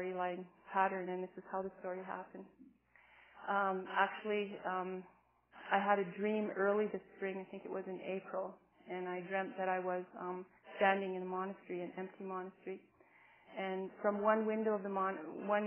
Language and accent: English; Cardston area, Alberta, Canada; I've always lived in the area that my people have been